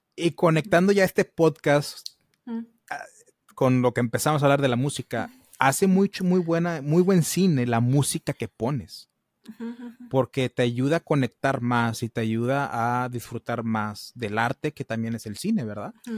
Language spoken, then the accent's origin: Spanish; United States; soy gringo y pocho